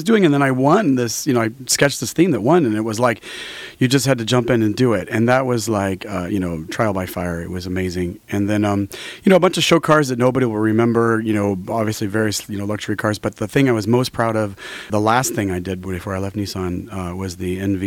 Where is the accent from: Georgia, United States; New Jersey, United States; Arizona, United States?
Arizona, United States; also born or lived in France; now in California, United States; I'm a redneck from Arabic, Arizona, and I design cars